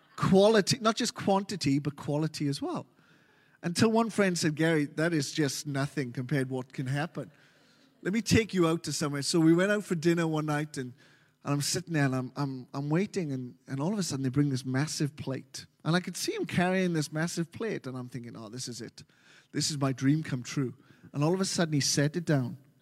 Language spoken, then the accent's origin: English; Wales, United Kingdom; moved away as an adult; now in Melbourne, Australia; I'm from Wales. Wales originally been here for nearly thirteen years now. uh, in Melbourne.